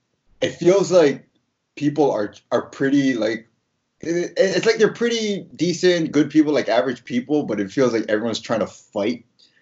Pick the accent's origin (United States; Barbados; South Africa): United States; Hawaii; moved away; I'm from Hawaii.